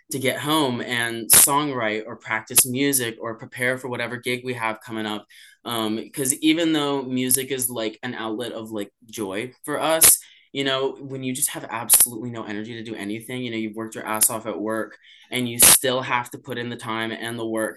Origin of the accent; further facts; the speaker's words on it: Charlotte, North Carolina, United States; I'm from Charlotte